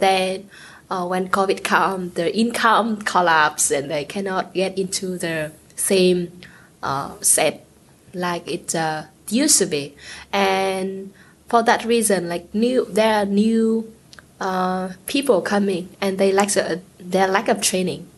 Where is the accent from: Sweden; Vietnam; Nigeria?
Vietnam; I'm from Vietnam, a uh, South Asian country